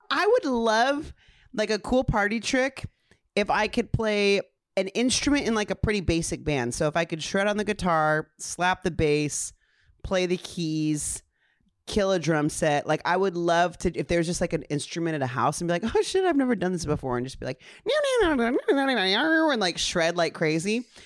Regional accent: Ontario, California, United States; growing up in Ontario, California.

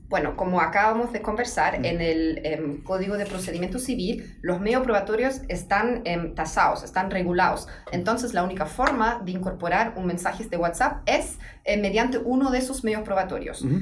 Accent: Dortmund, North Rhine-Westphalia, Germany; Spanish is a second language; moved away as an adult; also born or lived in Vallenar, Chile / Coquimbo, Chile / Saarbrücken, Germany; yo soy alemana, mm. soy de Dortmund, en mm. Alemania

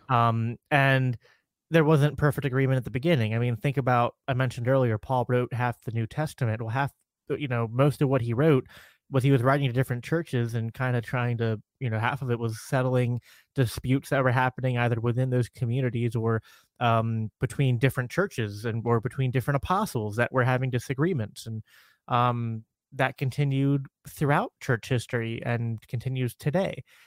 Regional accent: Minnesota, United States; fellow fellow Minnesotian

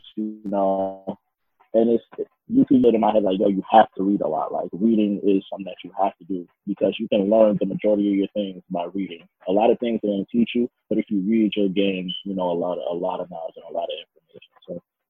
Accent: Union, New Jersey, United States; also born or lived in Newark, New Jersey / Irvington, New Jersey / Maplewood, New Jersey; I'm from Union, New Jersey. Born and raised, and I would never, ever, ever want to be from nowhere else.

